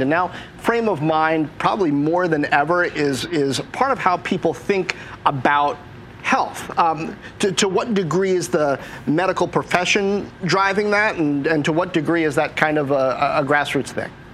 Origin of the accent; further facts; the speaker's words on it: Washington, District of Columbia, United States; My hometown of Washington, D.C